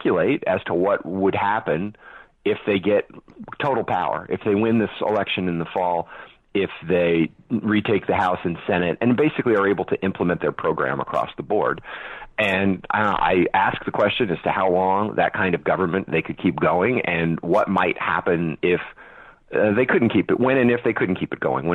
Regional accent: California, United States; moved away; also born or lived in New York; I'm born and raised in California, and I lived a good portion of my life in New York

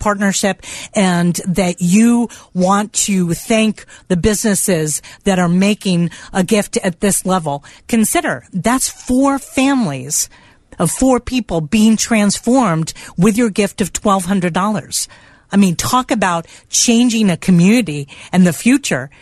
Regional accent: South Florida, United States; I'm from South Florida.

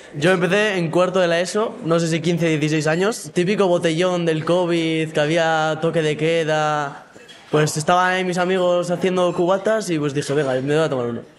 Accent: Durango, Basque Country, Spain; tengo 18 años y soy de Durango, un pueblo de Vizcaya

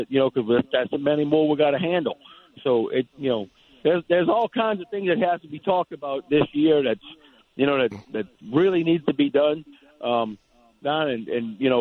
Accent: Louisiana, United States; We're in Louisiana. You know what I mean? I'm from Louisiana.

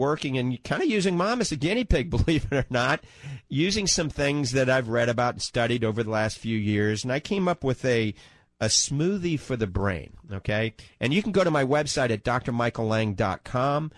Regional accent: New Orleans, Louisiana, United States; now in Ocala, United States; I grew up in New Orleans

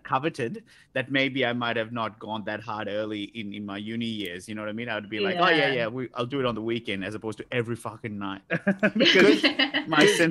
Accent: Sri Lanka; now in Australia; growing up in Sri Lanka

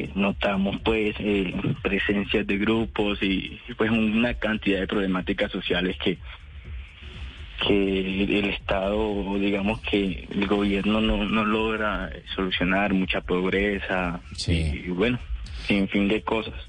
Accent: Puerto Libertador, Córdoba, Colombia; moved away as an adult; now in Medellín, Colombia; yo nací en Puerto Libertador, Córdoba, en el año 2001

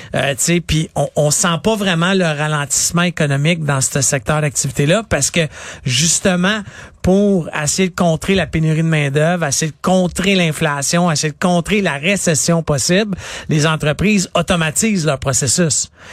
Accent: Quebec, Canada; une industrie qu'on a solide au Québec, c'est les jeux vidéo

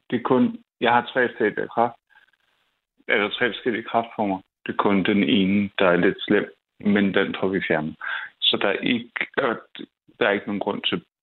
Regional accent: Copenhagen, Capital Region of Denmark, Denmark; Jeg er opvokset på Nørrebro.

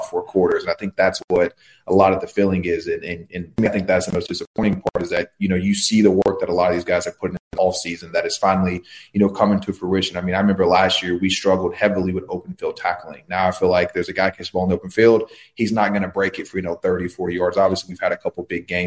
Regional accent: Tallahassee, Florida, United States; I was born in Tallahassee. Most of my family lives in Tallahassee

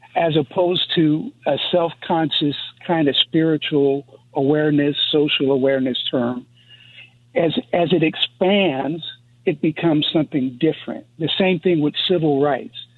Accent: East Coast, United States; I'm from the East Coast.

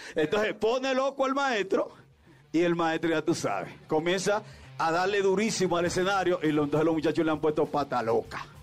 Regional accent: Mexico; la gente que estamos viviendo y que somos de México también y, todos los mexicanos

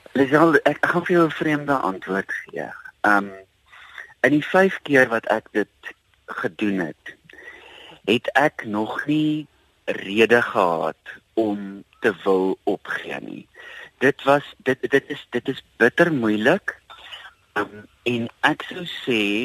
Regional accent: South Africa; as Suid-Afrikaners

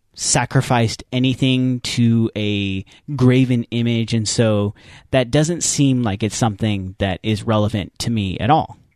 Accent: United States; we as American Christians, we as American evangelicals

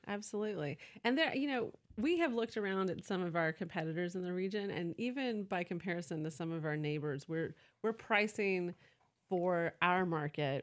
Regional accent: Atlanta, Georgia, United States; also born or lived in California / New York City; now in Decatur, United States; I was born in Atlanta, Georgia

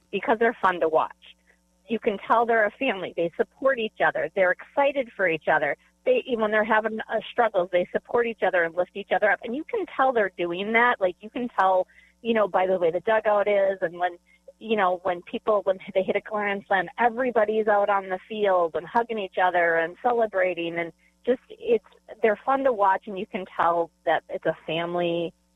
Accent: Milwaukee, Wisconsin, United States; now in Madison, United States; I grew up in Milwaukee

